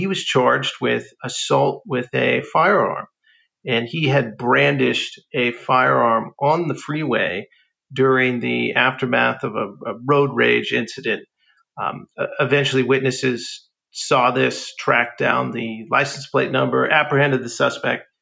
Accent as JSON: {"language": "English", "town": "Alameda", "region": "California", "country": "United States", "tie": "born or raised there", "said": "I grew up in the city of Alameda"}